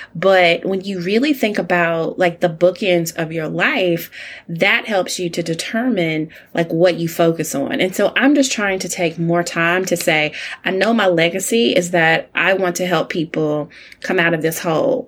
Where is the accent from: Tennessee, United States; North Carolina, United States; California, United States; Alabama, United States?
Alabama, United States; as an only child, growing up in Alabama to older parents